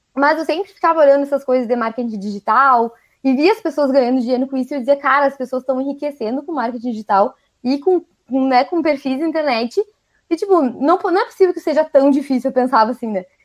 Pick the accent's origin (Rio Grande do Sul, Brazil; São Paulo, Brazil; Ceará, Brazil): Rio Grande do Sul, Brazil; accent: gaúcho; Sou gaúcha. Então já não estranho o meu sotaque que eu falo uns leite quente